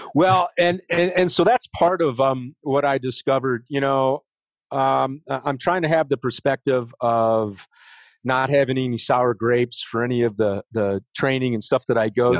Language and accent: English; Oak Park, Illinois, United States; moved away as an adult; also born or lived in California; now in Denver, United States; I'm originally from Chicago, uh, west suburbs, Oak Park and uh, River Forest